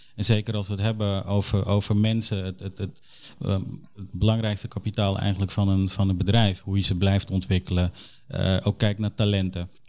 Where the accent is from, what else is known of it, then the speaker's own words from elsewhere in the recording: Suriname; now in Netherlands; Ik ben een trotse Nederlander, maar ik ben geboren in Suriname